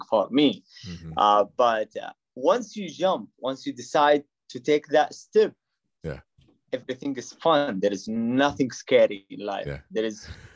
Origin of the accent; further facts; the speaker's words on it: Saudi Arabia; English is a second language; moved away as an adult; now in Toledo, United States; I was born and raised in Saudi Arabia.